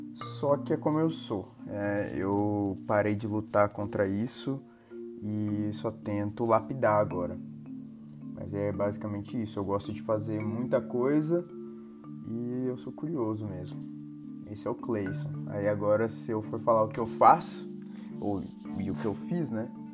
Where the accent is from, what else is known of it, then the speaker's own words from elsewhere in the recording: Naviraí, Mato Grosso do Sul, Brazil; moved away as an adult; also born or lived in Cornélio Procópio, Paraná; now in Brasília, Brazil; eu moro em Brasília atualmente, sou de Naviraí, Mato Grosso do Sul.